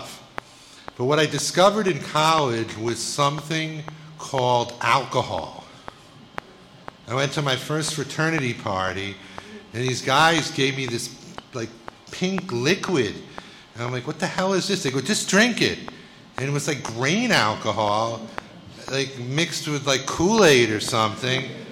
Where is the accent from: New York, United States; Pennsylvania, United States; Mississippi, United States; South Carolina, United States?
New York, United States; New York City; I grew up in Bayside, Queens, a middle-class neighborhood